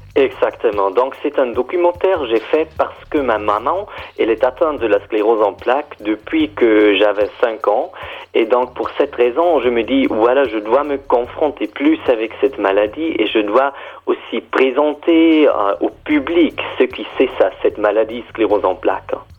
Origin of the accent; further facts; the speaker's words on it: German-speaking Switzerland, Switzerland; French is a second language; je suis Suisse allemand